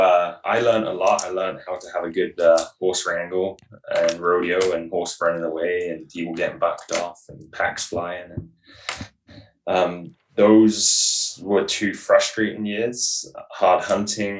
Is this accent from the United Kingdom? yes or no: yes; England, United Kingdom; now in British Columbia, Canada; I'm originally from England